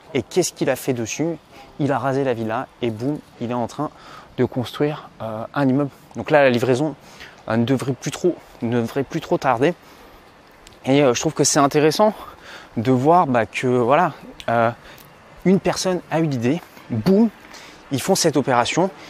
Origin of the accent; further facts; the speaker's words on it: Provence-Alpes-Côte d'Azur, France; je me trouve en fait dans un des quartiers où j'ai grandi euh, quand j'étais petit sur la Côte d'Azur